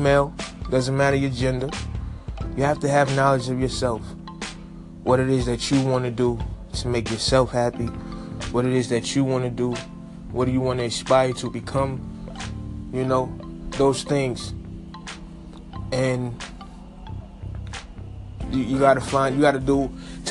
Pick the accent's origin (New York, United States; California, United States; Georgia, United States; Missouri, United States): New York, United States; New York City; my hometown, Brooklyn